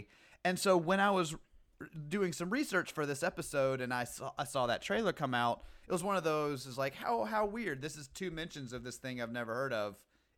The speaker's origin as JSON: {"language": "English", "region": "the South", "country": "United States", "tie": "born or raised there", "said": "I grew up in the South."}